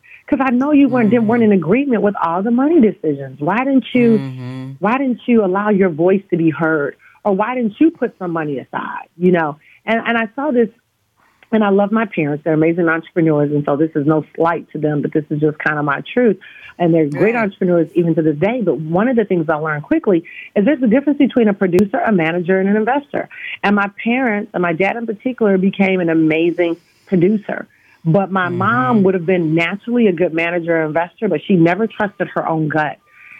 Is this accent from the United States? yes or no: yes; Detroit, Michigan, United States; You know, growing up in Detroit, Michigan, my parents are the first African-Americans to have a business downtown Detroit.